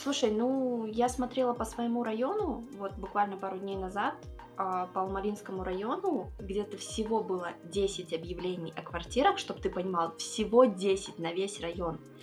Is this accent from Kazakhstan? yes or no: yes; Kazakhstan; я местная